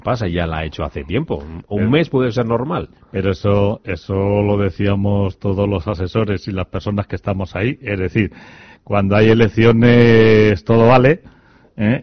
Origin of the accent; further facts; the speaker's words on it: Spain; como somos muy españoles